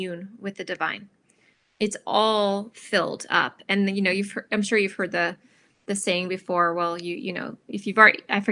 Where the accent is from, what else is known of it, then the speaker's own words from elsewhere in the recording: Ohio, United States; I'm from Ohio.